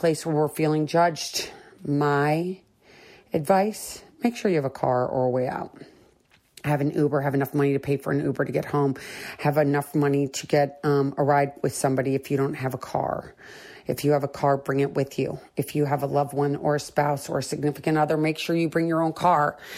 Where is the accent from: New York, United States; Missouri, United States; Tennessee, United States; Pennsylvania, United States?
Missouri, United States; St. Louis; Growing up in St. Louis, Missouri